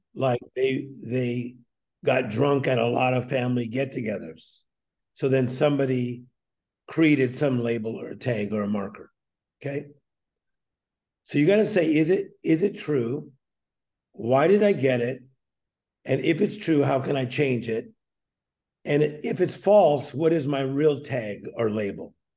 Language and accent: English; Whittier, California, United States; also born or lived in Compton, California; We moved from Compton and then later ended up in Whittier